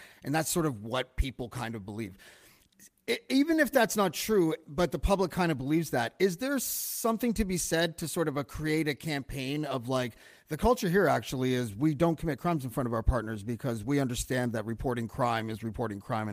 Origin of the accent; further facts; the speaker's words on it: Toronto, Ontario, Canada; I'm from Toronto